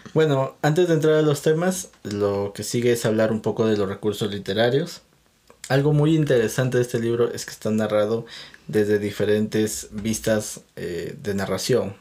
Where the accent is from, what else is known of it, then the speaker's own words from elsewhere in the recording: Peru; yo soy de Perú